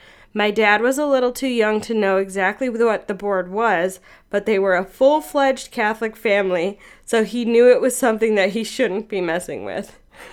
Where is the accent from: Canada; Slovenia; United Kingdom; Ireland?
Canada; now in Saskatchewan, Canada; So I'm from Canada, currently living in Saskatchewan, but my mother lives in Alberta on a farm in the smallest town ever called Lacourie.